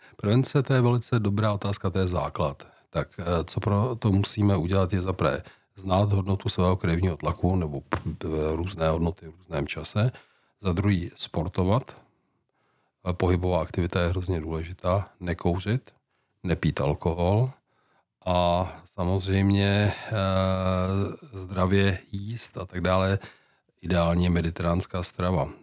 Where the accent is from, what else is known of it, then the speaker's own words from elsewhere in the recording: Czechia; jako Češi